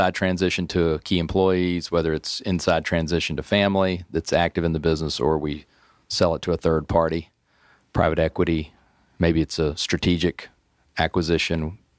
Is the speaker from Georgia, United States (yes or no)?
yes; Atlanta, Georgia, United States; also born or lived in Virginia; I grew up here in Atlanta. I went to Hampden-Sydney College in Virginia and came back here a lot of years ago